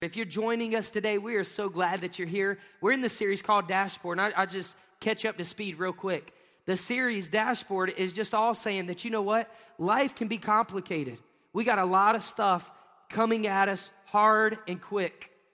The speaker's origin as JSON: {"language": "English", "town": "Pensacola", "region": "Florida", "country": "United States", "said": "I was from Pensacola"}